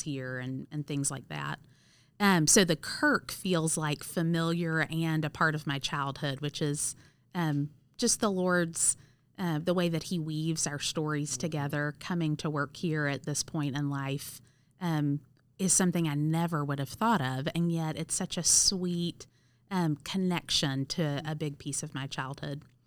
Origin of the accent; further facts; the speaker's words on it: Cleveland, Mississippi, United States; moved away as an adult; also born or lived in Auburn, Alabama; now in St. Louis, United States; I actually grew up in Wilson Benton's church in a tiny little town called Cleveland, Mississippi